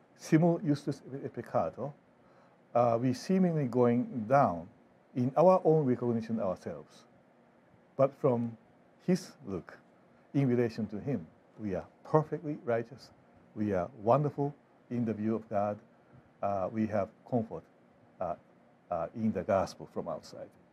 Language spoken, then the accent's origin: English; Japan; now in Fort Wayne, United States; I grew up in Japan